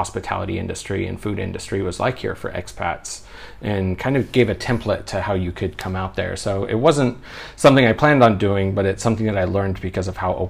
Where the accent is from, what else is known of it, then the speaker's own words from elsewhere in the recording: Oregon, United States; now in Other country; Yeah, I'm from Oregon in the States. It's much busier. You know, the biggest city back home is 1 million-something people